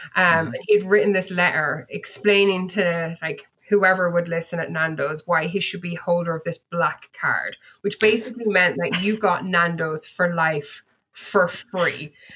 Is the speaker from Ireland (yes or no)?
yes; Bennettsbridge, Leinster, Ireland; moved away as an adult; also born or lived in United Kingdom; now in California, United States; I grew up in a tiny, tiny village um, in the southern part of Ireland called Bennett's Bridge, which is in County Kilkenny